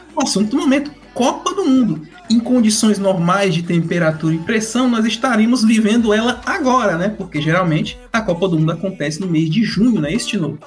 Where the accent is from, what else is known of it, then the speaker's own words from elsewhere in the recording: Fortaleza, Ceará, Brazil; Sou aqui de Fortaleza, Ceará